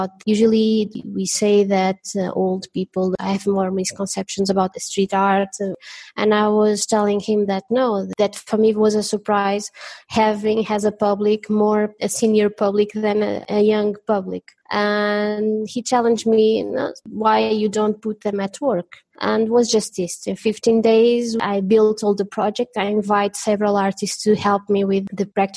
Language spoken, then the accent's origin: English; Covilhã, Centro, Portugal; Covilhã, my hometown